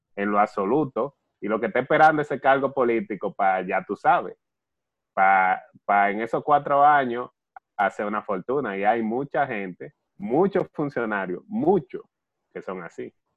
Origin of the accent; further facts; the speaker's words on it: Dominican Republic; nosotros, como dominicanos y como cristianos